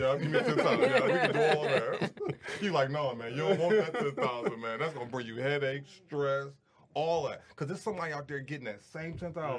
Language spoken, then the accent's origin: English; Detroit, Michigan, United States; I'm from Detroit.